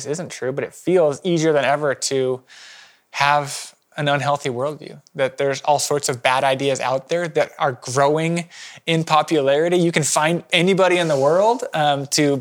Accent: Eastern Washington, United States; I grew up in Eastern Washington

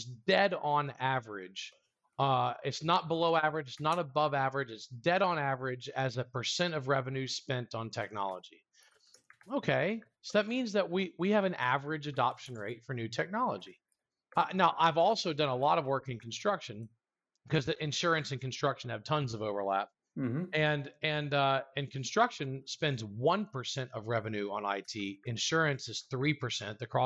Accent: South Louisiana, United States; moved away as an adult; now in College Station, United States; I was born and raised in South Louisiana, but I've been in Texas

